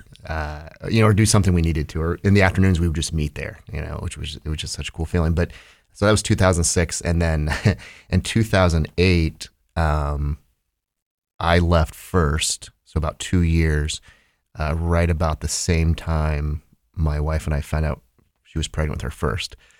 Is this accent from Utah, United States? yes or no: no; Holmes County, Ohio, United States; moved away as an adult; now in Columbus, United States; I grew up in, uh, Ohio's Amish country, up in Holmes County